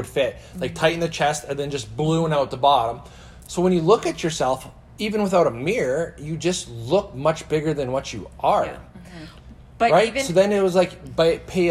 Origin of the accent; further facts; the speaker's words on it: Saskatchewan, Canada; as a guy growing up in Saskatchewan